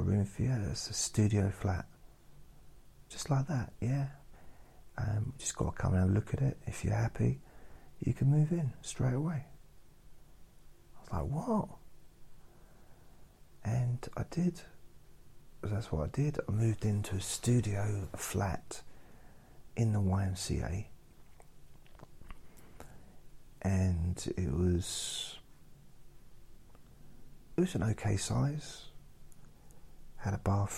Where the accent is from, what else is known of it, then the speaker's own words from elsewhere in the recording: Suffolk, East of England, United Kingdom; moved away as an adult; also born or lived in London / Newcastle / Southend / Ireland; I was born in London. Then I lived in Newcastle, lived in Southend, and then I moved to Suffolk when I was 7, about that. And then I moved to London when I was 18.